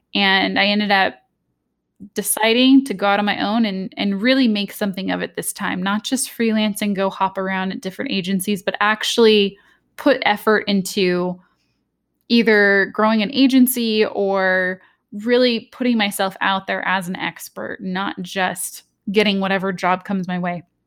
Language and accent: English; Southern California, United States; I'm from Southern California, the U S.